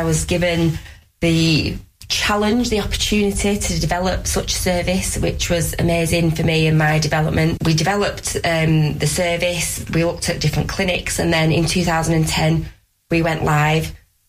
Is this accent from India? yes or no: no; Preston, North West England, United Kingdom; I decided to move back to Preston, which is my hometown.